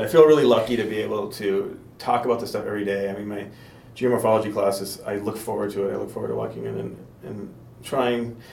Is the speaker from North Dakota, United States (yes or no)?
yes; North Dakota, United States; I grew up in North Dakota